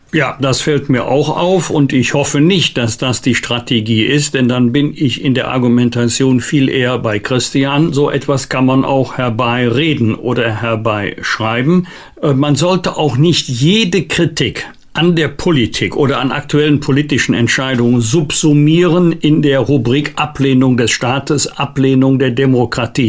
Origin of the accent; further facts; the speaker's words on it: Germany; bei uns in Deutschland